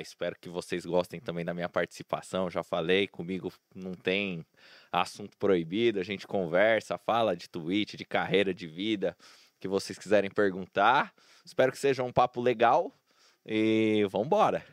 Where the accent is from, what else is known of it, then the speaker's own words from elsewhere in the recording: Santo André, São Paulo, Brazil; also born or lived in São Bernardo do Campo; Eu sou de Santo André, né? Eu sou nascido em São Bernardo, mas sempre morei minha vida inteira em Santo André